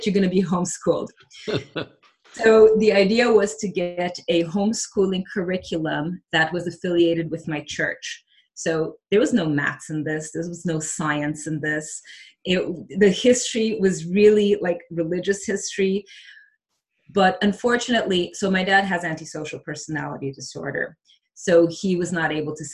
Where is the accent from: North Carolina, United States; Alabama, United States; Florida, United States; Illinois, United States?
Illinois, United States; Chicago; English is a second language; also born or lived in Porto Alegre, Brazil; Growing up in Chicago was okay